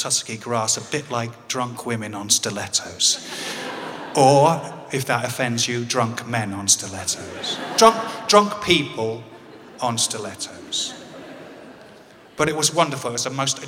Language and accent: English; England, United Kingdom; as any Englishman would